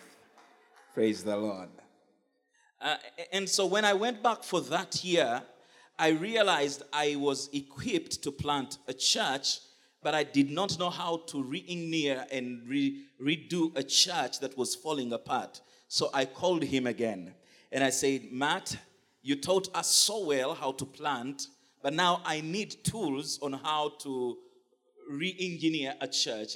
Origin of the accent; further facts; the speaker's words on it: Uganda; I come from Uganda